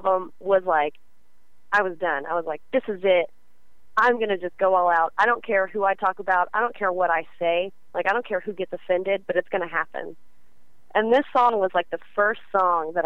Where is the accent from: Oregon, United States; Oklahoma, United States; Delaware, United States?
Oklahoma, United States; born and raised